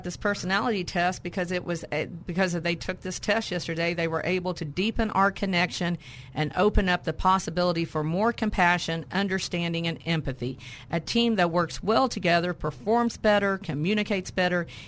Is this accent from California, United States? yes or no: no; Pine Bluff, Arkansas, United States; I'm from Pine Bluff originally. That's my hometown